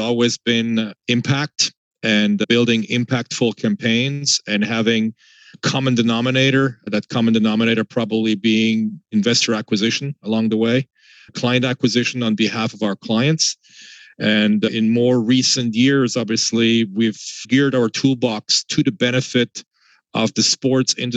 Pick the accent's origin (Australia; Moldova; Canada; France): France; moved away as an adult; now in United States; I was born and raised in France, half French, half German. Moved to the US at the tender age of 23 in 1993.